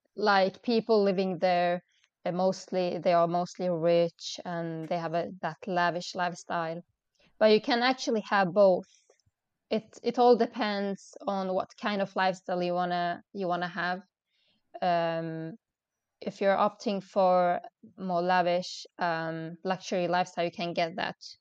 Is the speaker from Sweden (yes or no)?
yes; Sweden; moved away as an adult; now in Dubai, United Arab Emirates; I was born and raised in Sweden